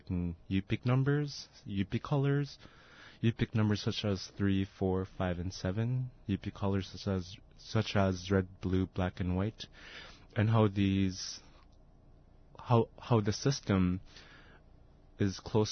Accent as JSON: {"language": "English", "area": "Kasigluk and Tununak", "region": "Alaska", "country": "United States", "said": "I'm from Kasigaluk and Dununuk."}